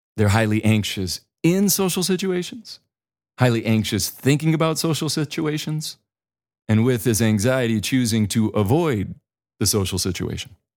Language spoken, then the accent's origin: English; the Dakotas, United States; moved away as an adult; also born or lived in Boulder, Colorado; I'm from the Dakotas